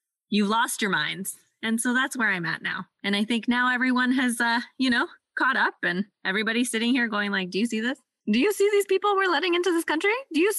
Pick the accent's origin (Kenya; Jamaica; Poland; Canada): Canada; how we as racialized Canadian / immigrant Canadian people feel about our neighbors down south.